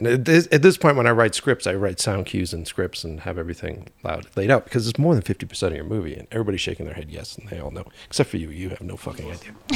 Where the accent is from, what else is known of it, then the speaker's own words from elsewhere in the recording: Boston, Massachusetts, United States; moved away as an adult; now in Glendale, United States; we're originally from Boston